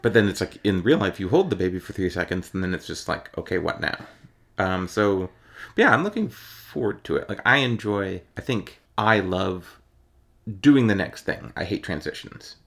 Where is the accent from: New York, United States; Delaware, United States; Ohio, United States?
Ohio, United States; I'm from Ohio